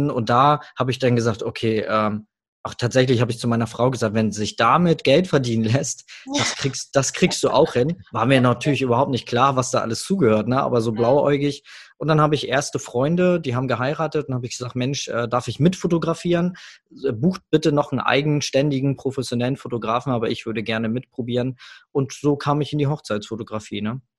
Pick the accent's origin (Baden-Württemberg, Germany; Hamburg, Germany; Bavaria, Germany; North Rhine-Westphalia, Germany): Hamburg, Germany; ich komme aus Hamburg